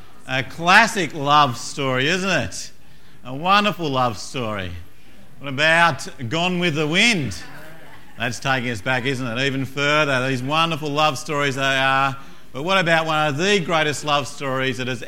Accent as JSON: {"language": "English", "region": "Tasmania", "country": "Australia", "moved": "yes", "said": "I come from Tasmania originally"}